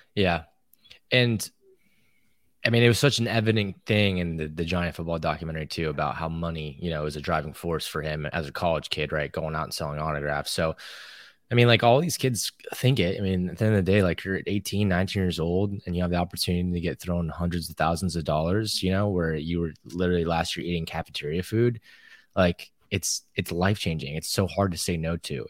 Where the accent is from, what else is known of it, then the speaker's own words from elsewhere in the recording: Texas, United States; when we were growing up in Texas